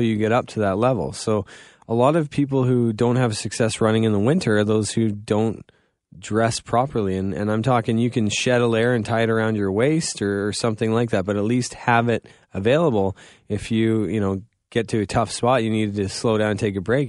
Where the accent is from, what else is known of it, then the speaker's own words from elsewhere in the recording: Goderich, Ontario, Canada; I'm from Godrich